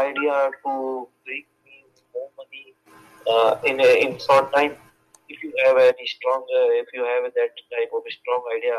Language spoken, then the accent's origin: English; India; I'm from India